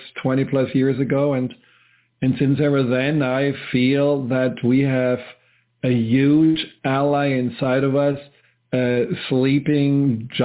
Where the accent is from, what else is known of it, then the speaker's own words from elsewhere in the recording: Germany; moved away; where I grew up in Germany